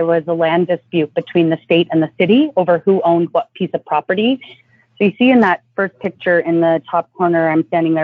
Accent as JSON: {"language": "English", "country": "Canada", "moved": "yes", "lives_now": "Los Angeles, United States", "said": "being Canadian here in the States"}